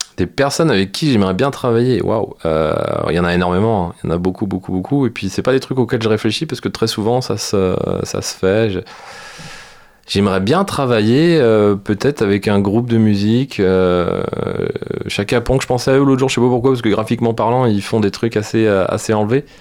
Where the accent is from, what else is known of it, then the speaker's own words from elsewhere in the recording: France; chez nous en France